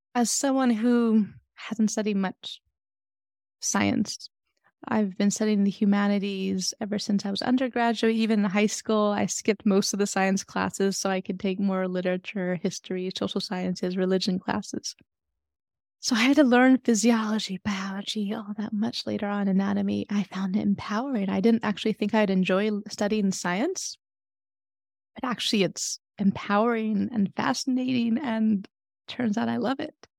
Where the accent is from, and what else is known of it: San Francisco, California, United States; born or raised there